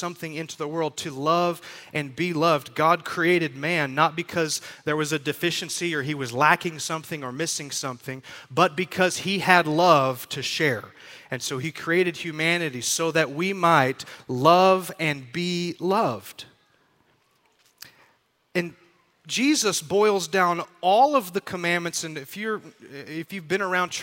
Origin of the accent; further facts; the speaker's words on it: Texas, United States; we're from Texas